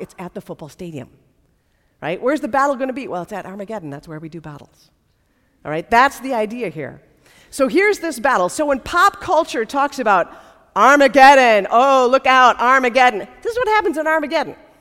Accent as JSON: {"language": "English", "country": "United States", "tie": "born or raised there", "said": "for those of us uh, who grew up in the United States"}